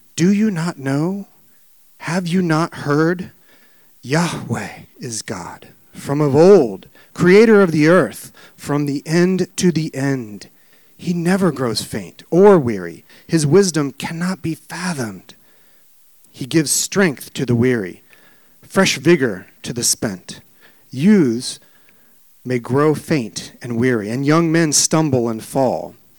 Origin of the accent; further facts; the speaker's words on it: Midwest, United States; now in Maryland, United States; I was raised in the Midwest and I love kind of coming back here. I live in Maryland now